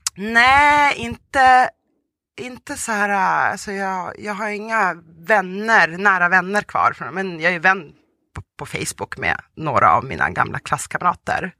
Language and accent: Swedish; Sweden; first language Russian; Swedish is a second language; also born or lived in Volgograd, Russia / Tanzania / Umeå, Sweden; jag kommer ju från eh, Ryssland, även uppvuxen i Sverige.